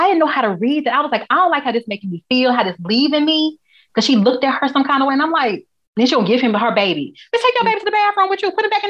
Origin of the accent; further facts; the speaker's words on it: Texas, United States; And I'm from Texas.